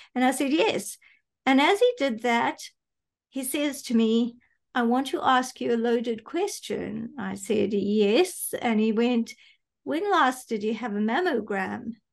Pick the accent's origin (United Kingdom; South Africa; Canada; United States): South Africa; was born here, grew up here. My parents were here